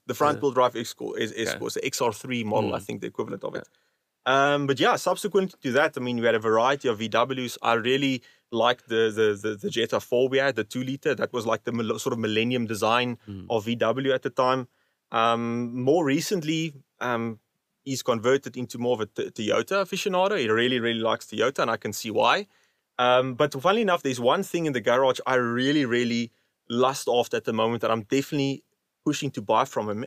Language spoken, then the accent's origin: English; Overberg, Western Cape, South Africa; growing up in the Overberg